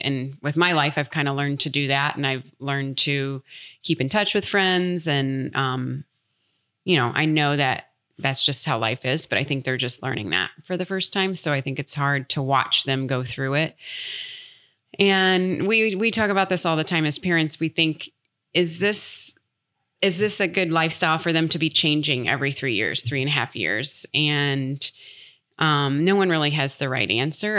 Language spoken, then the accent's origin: English; United States; accent: American; moved away; also born or lived in London; being American